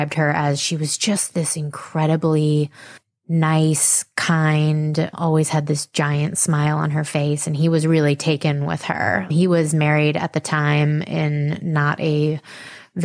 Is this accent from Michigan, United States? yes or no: no; Mahopac, New York, United States; we grew up in Mapac, which is a suburb of the city, in Putnam County, which is 1 county north of Westchester